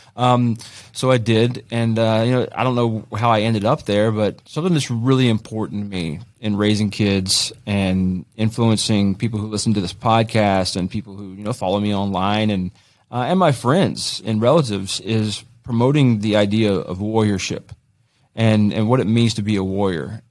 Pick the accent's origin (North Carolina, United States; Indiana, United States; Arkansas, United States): North Carolina, United States; Greensboro; I grew up in Greensboro